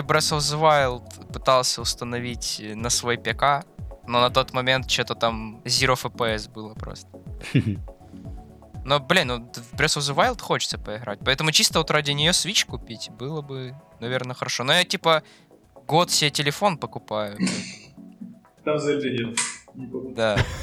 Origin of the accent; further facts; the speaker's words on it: Donetsk, Donetsk Oblast, Ukraine; я из Донецка